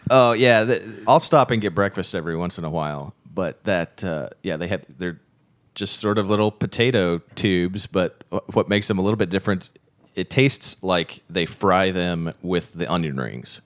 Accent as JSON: {"language": "English", "town": "Springfield", "region": "Missouri", "country": "United States", "said": "I'm originally from Springfield, the Nixa area"}